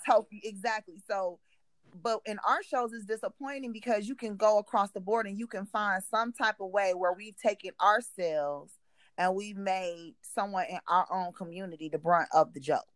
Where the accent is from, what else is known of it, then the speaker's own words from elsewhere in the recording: Cleveland, Ohio, United States; we grew up in Cleveland